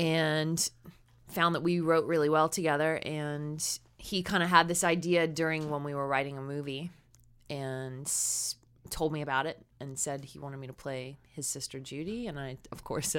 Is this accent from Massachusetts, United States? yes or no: no; Texas, United States; I grew up in Texas, real churchy, but not mega